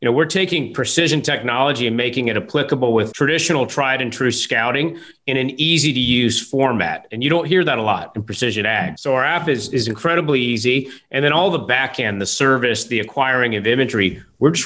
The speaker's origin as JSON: {"language": "English", "region": "the South", "country": "United States", "tie": "born or raised there", "also_born_or_lived": "the Midwest", "moved": "yes", "said": "I grew up in the South"}